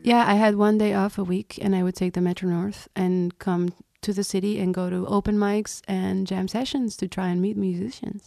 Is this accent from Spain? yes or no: yes; Reus, Catalonia, Spain; now in New York, United States; I grew up in Reus, which is a small city a couple hours south of Barcelona